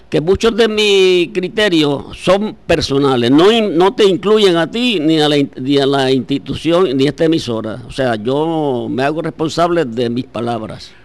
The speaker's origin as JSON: {"language": "Spanish", "town": "Aguada", "country": "Puerto Rico", "said": "escuelas de mi pueblo de Aguada"}